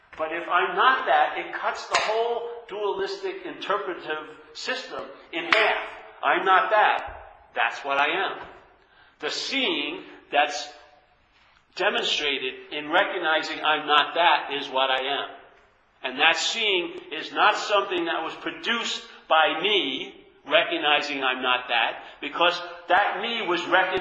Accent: New York, United States; moved away; I'm from New York

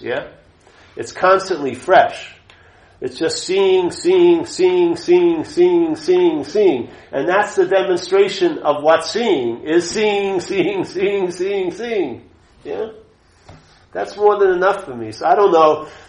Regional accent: Long Island, New York, United States; I grew up a Catholic in Long Island, New York

